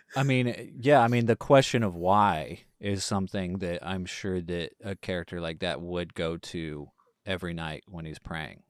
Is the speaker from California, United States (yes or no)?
no; East Texas, United States; growing up in, you know, the East Texas Bible Belt